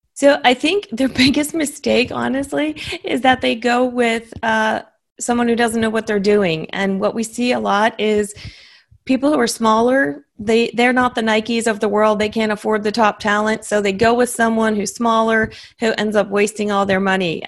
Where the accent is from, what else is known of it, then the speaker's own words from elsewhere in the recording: Massachusetts, United States; now in Austin, United States; I grew up in in Massachusetts